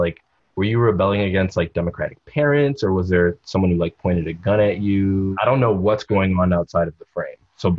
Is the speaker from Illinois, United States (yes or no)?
yes; Chicago, Illinois, United States; I'm from Chicago.